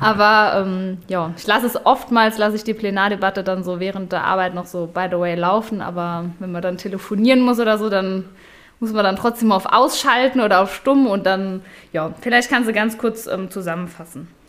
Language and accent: German; Ludweiler, Saarland, Germany; in Ludweiler, meinem Heimatdorf